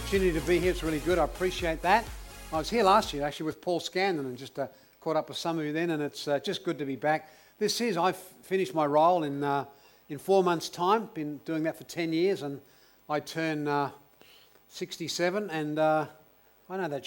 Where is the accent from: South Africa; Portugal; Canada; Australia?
Australia; Elizabeth, South Australia; also born or lived in Belfast, Northern Ireland; I grew up in South Australia. I came out as a 10-pound pom when I was 9 years of age, born in Belfast, Northern Ireland